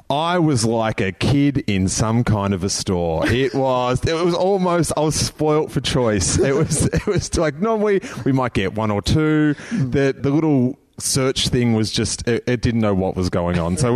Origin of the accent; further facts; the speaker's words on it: Sydney, New South Wales, Australia; I am from Sydney